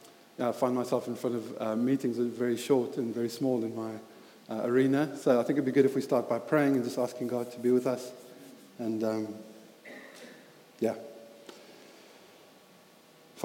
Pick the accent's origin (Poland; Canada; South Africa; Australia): South Africa; Highveld; moved away; as you can hear from my accent, I grew up in South Africa